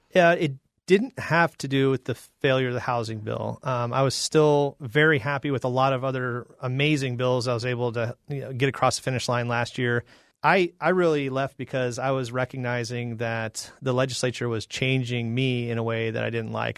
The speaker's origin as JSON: {"language": "English", "town": "Phoenix", "region": "Arizona", "country": "United States", "tie": "born or raised there", "also_born_or_lived": "Illinois / Georgia", "said": "I'm from Illinois, but I grew up in North Phoenix since I was five."}